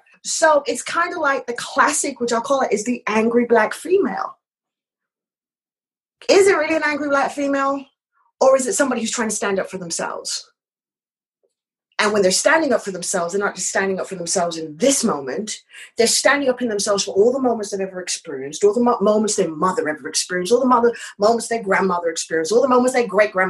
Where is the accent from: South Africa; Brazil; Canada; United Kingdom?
United Kingdom; accent: British; at the time, my British accent was a lot stronger.